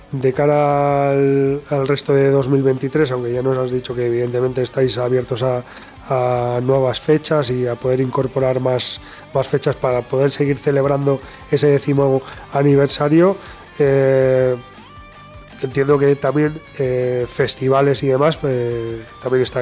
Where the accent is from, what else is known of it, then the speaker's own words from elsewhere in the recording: Alicante, Valencian Community, Spain; siendo alicantinos hay uno por ahí en Alicante